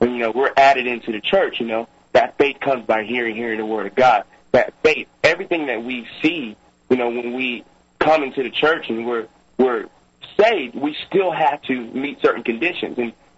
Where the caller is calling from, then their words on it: Charlotte, North Carolina, United States; I'm calling from Charlotte, North Carolina.